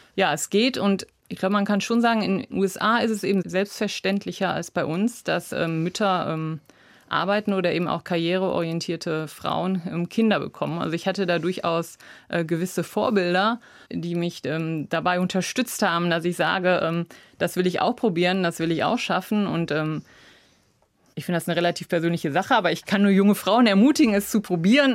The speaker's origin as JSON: {"language": "German", "town": "Essen", "region": "North Rhine-Westphalia", "country": "Germany", "tie": "born or raised there", "also_born_or_lived": "Cologne", "said": "Nein, ganz kurz nach meiner Geburt sind wir schon nach Essen gezogen. Also ich bin in Essen aufgewachsen"}